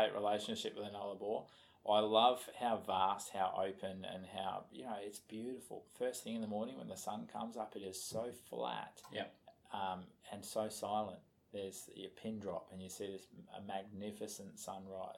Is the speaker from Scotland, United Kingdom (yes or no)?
yes; Scotland, United Kingdom; I'm a Scotsman